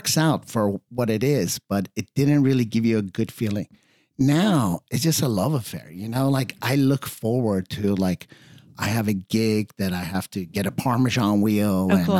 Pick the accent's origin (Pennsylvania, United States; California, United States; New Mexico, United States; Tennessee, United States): California, United States; Redondo Beach; also born or lived in Iran; I was born in Iran. We came here in 76 before the revolution. Mm-hmm. And my dad had a car wash on the beach. Mm-hmm. I was a surfer, boogie boarder kid at Redondo.